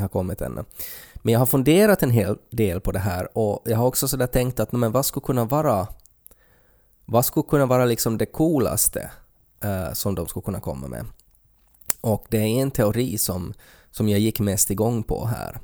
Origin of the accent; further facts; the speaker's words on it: Finland; som finländare